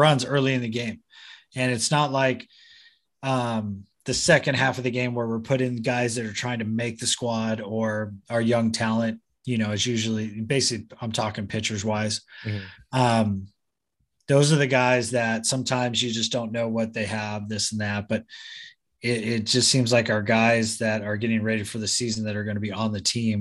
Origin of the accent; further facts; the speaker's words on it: Southern California, United States; also born or lived in San Diego; growing up in Southern California, it was Mexico's like my backyard